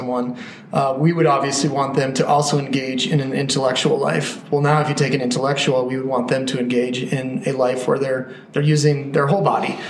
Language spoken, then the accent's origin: English; Colorado, United States; landlocked growing up in Colorado